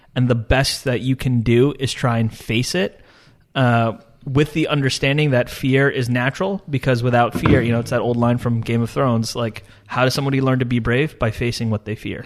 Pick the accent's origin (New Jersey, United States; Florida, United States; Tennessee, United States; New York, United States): New York, United States; Long Island; also born or lived in Dubai; State University of Stony Brook on Long Island, uh, near where I grew up